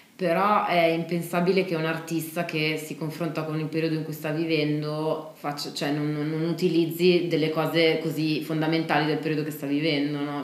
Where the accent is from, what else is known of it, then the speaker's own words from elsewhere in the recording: Italy; noi italiani